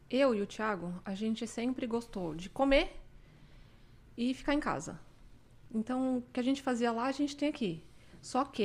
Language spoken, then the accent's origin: Portuguese; São Paulo, Brazil; now in Canada; A gente veio de São Paulo e morava em Jabaquara. As pessoas não gostam que eu falo isso, mas eu não me sentia segura lá.